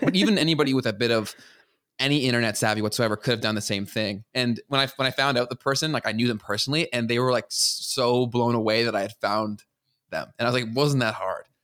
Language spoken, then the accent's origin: English; Canada; as a Canadian